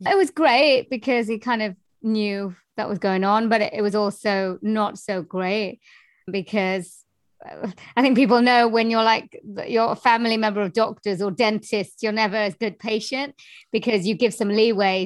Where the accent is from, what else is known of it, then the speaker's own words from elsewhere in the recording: Wales, United Kingdom; I am from Wales in the UK